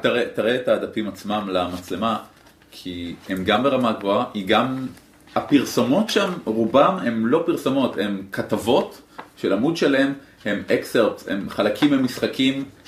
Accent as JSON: {"language": "Hebrew", "country": "Israel", "said": "אני מישראל"}